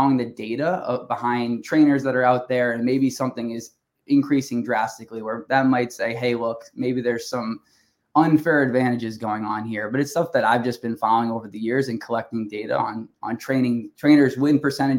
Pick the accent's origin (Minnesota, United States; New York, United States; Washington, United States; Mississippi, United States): New York, United States; Long Island; I'm from Long Island